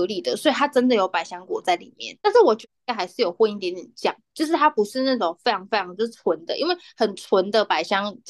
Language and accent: Chinese; Taichung, Taiwan; 因为我们的那个听众蛮多台中的乡亲，我是台中的乡亲，呃，我就可以讲一下